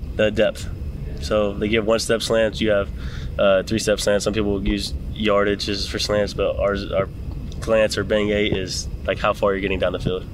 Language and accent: English; Canton, Georgia, United States; now in Nashville, United States; I'm from Georgia, Canton, Georgia.